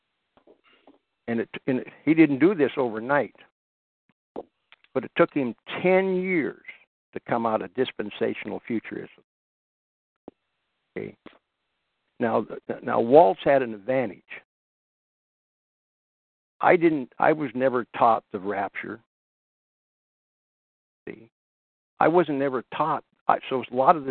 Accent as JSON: {"language": "English", "region": "Washington", "country": "United States", "tie": "born or raised there", "said": "I was raised in Washington"}